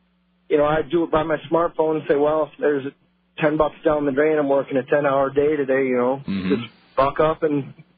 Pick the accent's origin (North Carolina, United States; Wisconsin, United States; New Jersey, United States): Wisconsin, United States; Trempealeau; I'm actually from Trempealeau